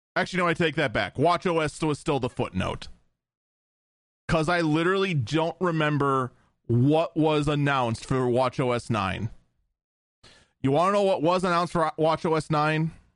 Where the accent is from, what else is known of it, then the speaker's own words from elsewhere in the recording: Wisconsin, United States; in my home state of Wisconsin